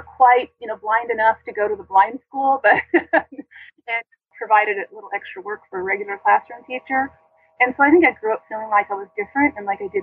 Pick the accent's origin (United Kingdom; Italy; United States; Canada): United States; the Bay Area, California; I grew up in the Bay Area, mostly in the Bay Area